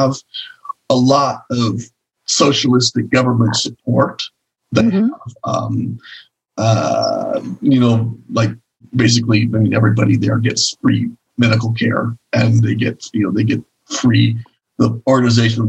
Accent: Oregon, United States; also born or lived in California / Connecticut; I've lived basically all since I was 5 years old. I've lived here in Oregon

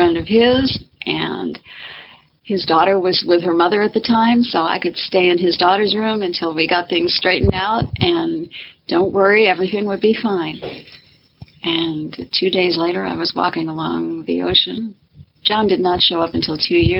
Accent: right outside of Minneapolis, Minnesota, United States; moved away as an adult; now in Key West, United States; I grew up right outside of Minneapolis.

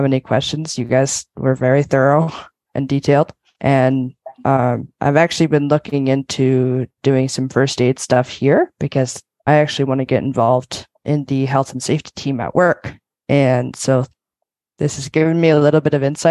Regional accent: Calgary, Alberta, Canada; I'm from Calgary, Alberta

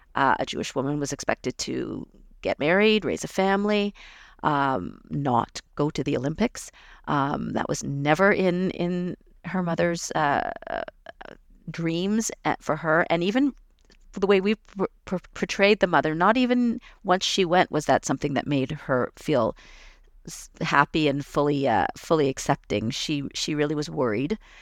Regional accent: Toronto, Ontario, Canada; I was growing up in Toronto

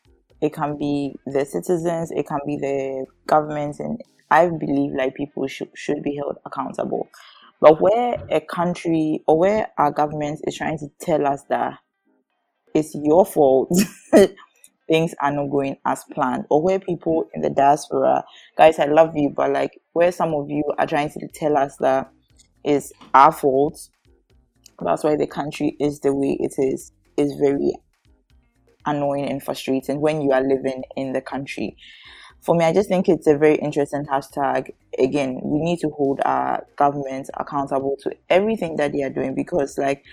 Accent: Ghana; as a Ghanaian business owner, first time business owner, I am told that I have tax reliefs

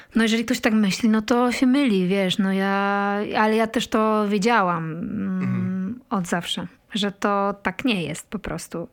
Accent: Poland; moved away as an adult; also born or lived in Kraków; pochodzisz z takiej małej miejscowości i wiesz, dorastasz w latach 90. miejscowości, której jest tam 700 mieszkańców

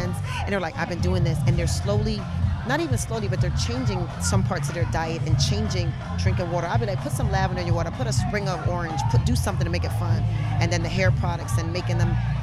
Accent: Florida, United States; also born or lived in Brooklyn, New York; I'm from Brooklyn, and I grew up in Florida

